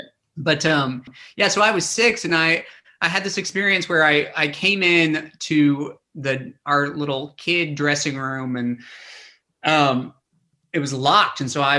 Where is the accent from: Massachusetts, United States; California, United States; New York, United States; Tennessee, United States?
Tennessee, United States; Well, I mean, like I said, I grew up in Tennessee